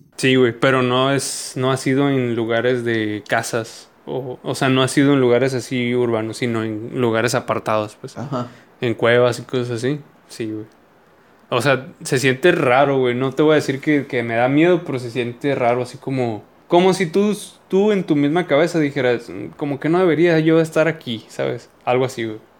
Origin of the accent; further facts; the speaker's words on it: Sonora, Mexico; somos de Sonora